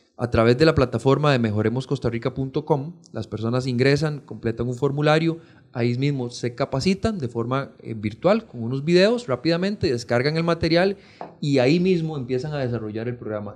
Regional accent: Pérez Zeledón, San José, Costa Rica; Yo soy oriundo de Pérez Celedón

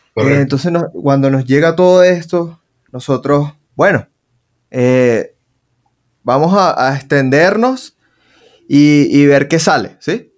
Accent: Venezuela; now in Colombia; lo que vivimos en Venezuela

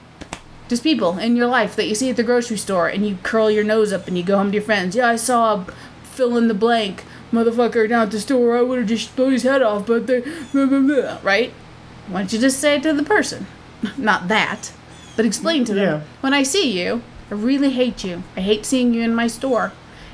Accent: United States; I am from America

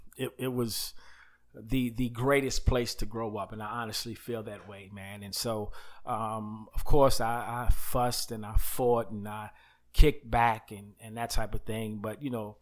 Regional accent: Uniondale, New York, United States; also born or lived in Queens; And so I was born in Queens. Mm-hmm. New York, and later on moved out to a place called Chill City, Uniondale, okay.

